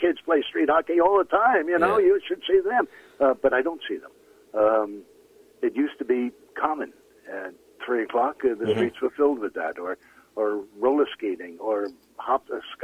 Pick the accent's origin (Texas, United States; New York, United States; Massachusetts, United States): New York, United States; New York City; moved away as an adult; also born or lived in Queens / Brooklyn; now in British Columbia, Canada; I was born in Queens, moved to Brooklyn when I was 1 week old